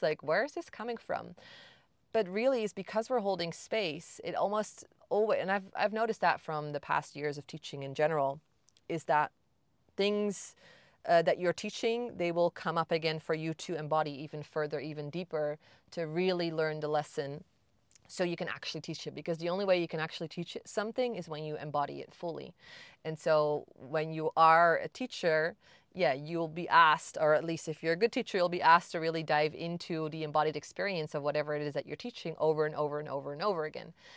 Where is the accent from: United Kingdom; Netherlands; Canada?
Netherlands; moved away; also born or lived in Bali; I'm from the Netherlands